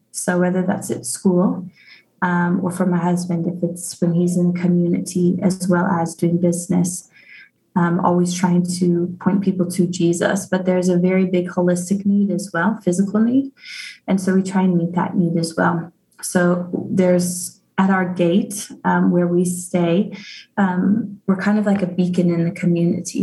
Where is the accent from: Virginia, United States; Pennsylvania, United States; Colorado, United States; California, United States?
Colorado, United States; Arvada; moved away as an adult; now in Zimbabwe; I grew up in Colorado. Um, I grew up in Arvada